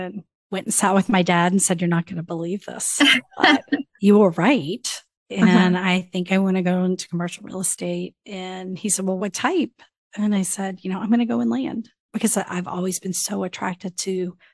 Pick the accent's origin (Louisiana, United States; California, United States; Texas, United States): Louisiana, United States; New Orleans; moved away; also born or lived in Tallahassee, Florida / North Carolina; I grew up in New Orleans, actually right outside of the city, about 10 minutes outside of New Orleans proper.